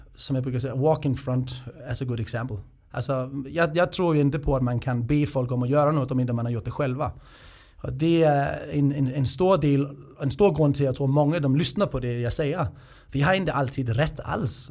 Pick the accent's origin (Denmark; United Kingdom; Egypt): Denmark; now in Sweden; Det ska man inte göra som dansk. Och det var ju ganska grova skämt vi hade i Danmark.